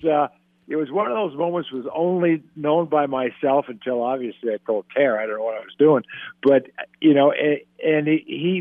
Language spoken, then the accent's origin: English; San Diego, California, United States; moved away; I grew up in San Diego.